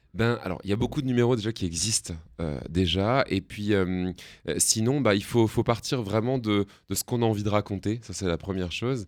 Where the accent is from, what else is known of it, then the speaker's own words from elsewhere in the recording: Alsace, Grand Est, France; je viens d'Alsace